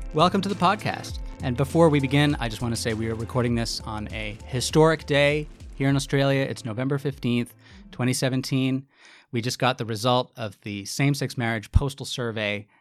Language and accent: English; United States; I'm a white man, I'm from America